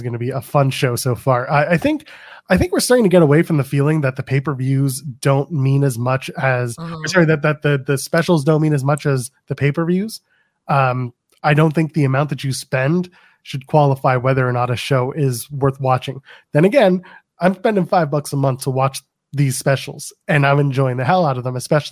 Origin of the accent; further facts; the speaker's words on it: Canada; I'm Canadian